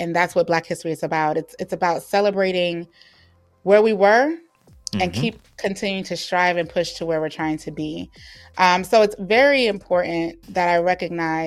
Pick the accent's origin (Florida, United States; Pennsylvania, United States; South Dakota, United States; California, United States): Florida, United States; I am from Florida